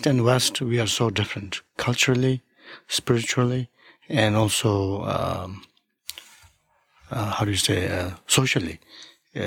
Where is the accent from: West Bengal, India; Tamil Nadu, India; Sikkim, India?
Sikkim, India; English is a second language; moved away as an adult; also born or lived in New York; I studied at the beginning in the monastery where I grew up in Sikkim, in India